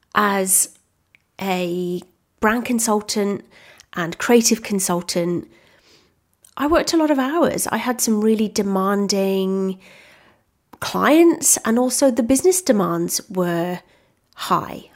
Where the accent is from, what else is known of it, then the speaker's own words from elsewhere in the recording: Wales, United Kingdom; moved away as an adult; now in Australia; I'm originally from the U K. I'm actually from Wales. I'm Welsh, which I'm very proud